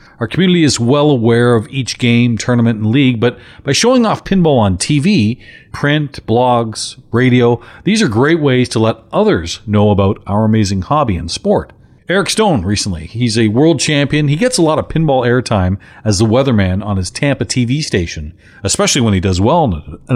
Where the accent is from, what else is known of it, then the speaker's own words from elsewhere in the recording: London, Ontario, Canada; London, Ontario, my hometown